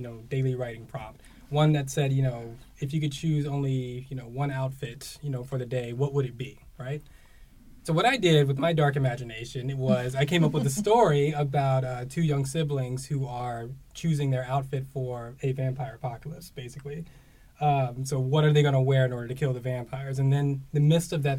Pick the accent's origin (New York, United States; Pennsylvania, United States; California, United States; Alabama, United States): Alabama, United States; Huntsville; moved away as an adult; also born or lived in San Francisco; now in Providence, United States; being born and raised in Alabama, mm-hmm. right, like it's very secluded